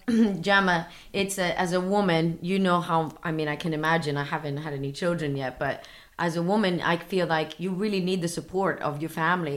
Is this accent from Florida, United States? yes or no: yes; Miami, Florida, United States; now in London, United Kingdom; because I'm from Miami, he's from Slovenia, so we've decided to make London home